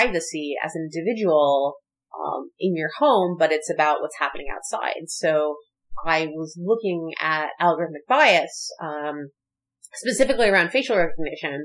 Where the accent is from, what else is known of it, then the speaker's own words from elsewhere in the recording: Philadelphia, Pennsylvania, United States; I grew up in Philadelphia, which is like horrible schools.